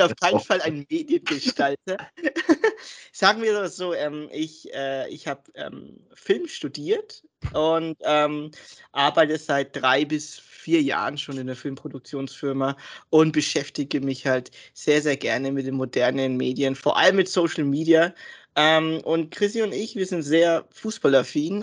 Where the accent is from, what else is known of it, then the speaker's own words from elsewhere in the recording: Germany; wir sind Deutsche natürlich, wir sind hier geboren und aufgewachsen, aber wir haben einen Migrationshintergrund